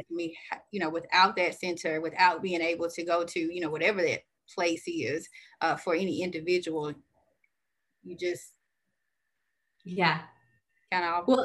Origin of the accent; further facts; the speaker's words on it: the South, United States; You know, I'm from the South, so I am a Southern girl.